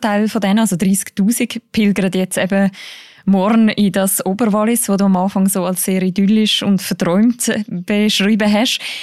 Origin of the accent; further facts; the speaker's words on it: Switzerland; bei uns in der Schweiz